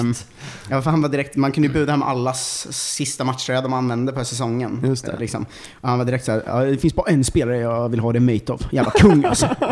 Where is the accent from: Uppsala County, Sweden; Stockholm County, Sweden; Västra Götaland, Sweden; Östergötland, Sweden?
Östergötland, Sweden; Ljungsbro; jag är från Ljungsbro eh, utanför Linköping